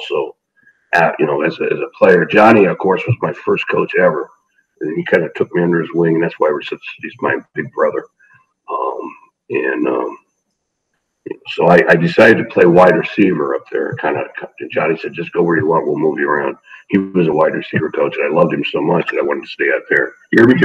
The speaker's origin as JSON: {"language": "English", "town": "Sidney", "region": "Ohio", "country": "United States", "tie": "born or raised there", "moved": "as an adult", "said": "I'm from Sidney, Ohio, a small town north of Dayton. And my father was my coach"}